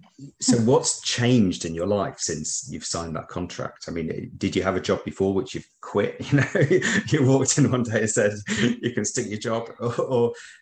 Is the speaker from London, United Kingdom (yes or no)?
no; Preston, North West England, United Kingdom; now in Birmingham, United Kingdom; we're from Birmingham, but I'm actually from Preston originally. So all my affiliations in the Northwest